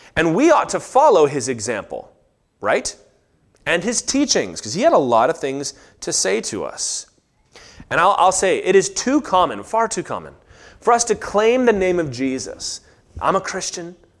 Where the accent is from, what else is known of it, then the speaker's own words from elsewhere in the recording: Virginia, United States; I grew up in Virginia